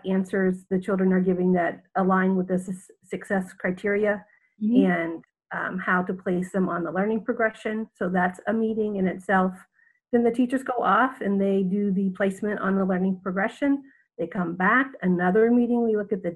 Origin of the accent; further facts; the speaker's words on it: Southern Indiana, United States; moved away as an adult; now in Jeddah, Saudi Arabia; I am from Southern Indiana, but I have lived in the Middle East for the past 30 years